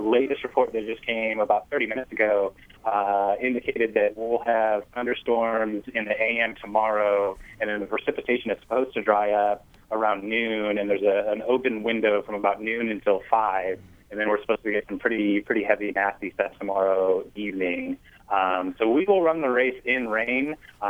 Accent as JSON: {"language": "English", "region": "Indiana", "country": "United States", "tie": "born or raised there", "said": "I grew up in Indiana. I'm a native Hoosier."}